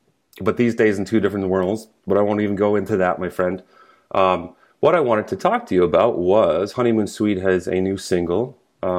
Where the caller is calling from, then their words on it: Ontario, Canada; I'm calling from Ontario and you are in Illinois.